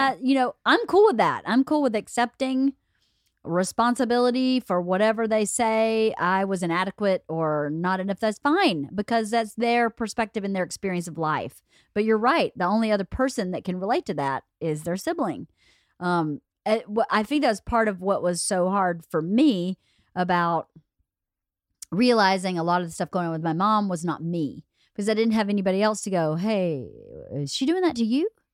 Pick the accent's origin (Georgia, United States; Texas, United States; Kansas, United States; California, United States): Georgia, United States; Norcross; born or raised there